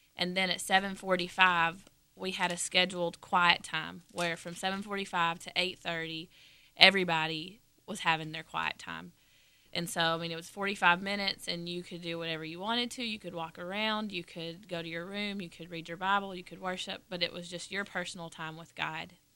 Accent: Dalton, Georgia, United States; I'm from Dalton, Georgia, which is in the northwest corner of Georgia, about an hour and a half north of Atlanta

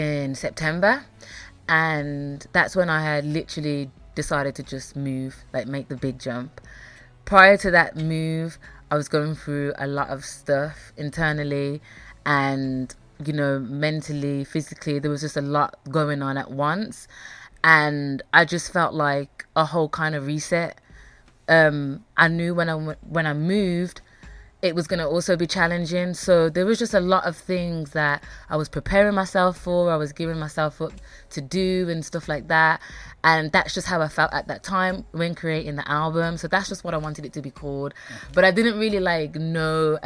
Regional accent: Birmingham, West Midlands, United Kingdom; also born or lived in United States; I'm from Birmingham. I've lived here pretty much my whole life.

